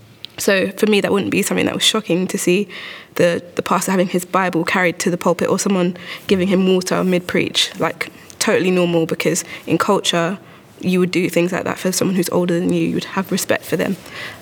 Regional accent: London, United Kingdom; also born or lived in Bournemouth; So I was born in England, grew up in Lewisham. My parents are both Zambian. And so the church that I sort of grew up in was a majority Ugandan church. So everybody was black.

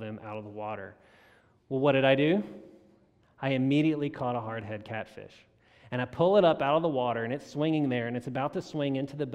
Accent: South Louisiana, United States; I grew up in South Louisiana

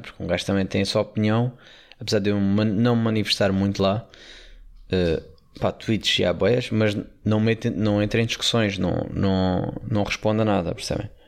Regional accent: Portugal; como bom Tuga

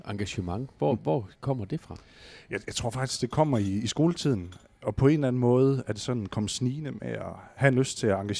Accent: Serup, Central Denmark Region, Denmark; Ja, det er jeg. Eller i hvert fald tæt på Silkeborg by, ja. i en lille landsby i den nordlige del af kommunen, der hedder Serup.

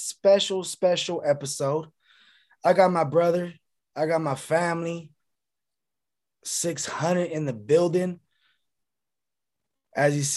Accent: Sacramento, California, United States; now in Southern California, United States; I'm from Sacramento, you know, and I stay in SoCal, but you know, my roots are up north

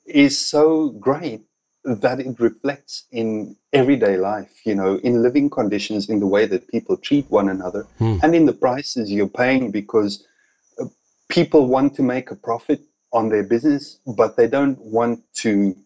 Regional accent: South Africa; moved away as an adult; now in Thailand; growing up in South Africa

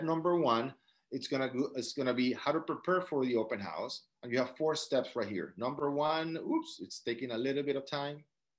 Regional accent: South Dakota, United States; born there; The only person in this call without an accent is me because I was born in South Dakota, right?

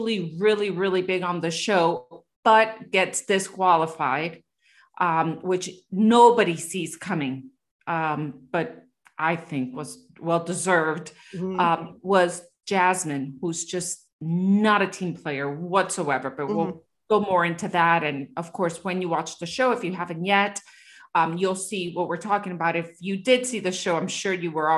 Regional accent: Miami, Florida, United States; I come from Miami, which is such a plastic city

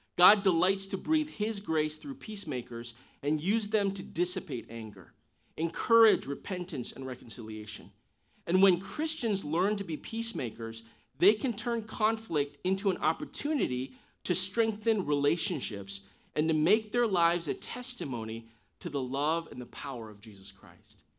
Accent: Midwest, United States; I grew up in the Midwest

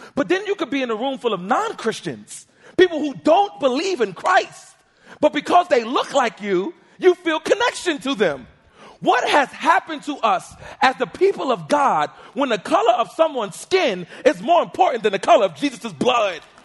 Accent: New York City, New York, United States; I was born and raised in Harlem, New York

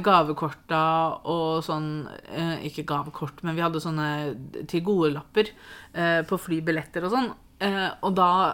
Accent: Norway

